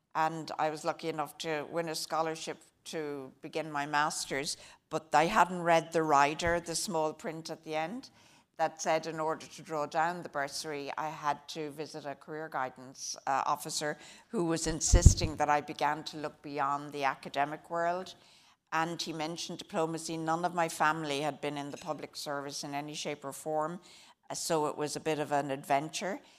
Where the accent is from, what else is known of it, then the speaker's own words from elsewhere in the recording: Drogheda, Leinster, Ireland; moved away as an adult; now in United States; I grew up in Drogheda County, Louth